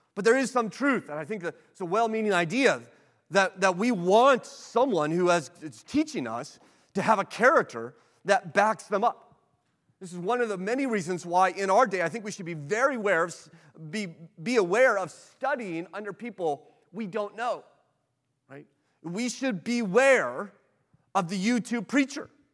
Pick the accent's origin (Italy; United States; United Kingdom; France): United States; as an American